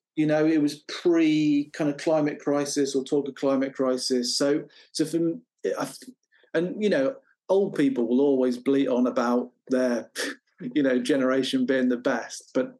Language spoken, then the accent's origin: English; England, United Kingdom; And then for a long time, growing up in the Midlands, I'd been playing around with the idea of taking pictures